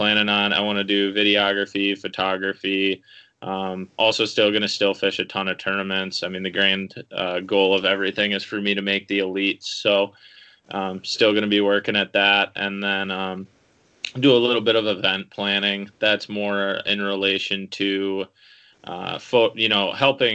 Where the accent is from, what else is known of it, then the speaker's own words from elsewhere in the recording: New Prague, Minnesota, United States; now in Lakeville, United States; I'm from New Prague, Minnesota. Live in Lakeville, Minnesota now